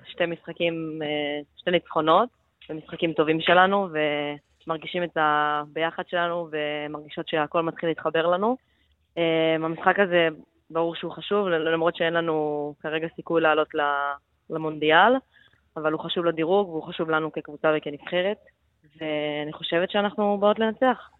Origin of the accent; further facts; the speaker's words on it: Netanya, Central District, Israel; moved away as an adult; also born or lived in Jerusalem / Milan, Italy; now in Germany; נולדתי בירושלים, וכשהייתי בגיל 6 עברנו לנתניה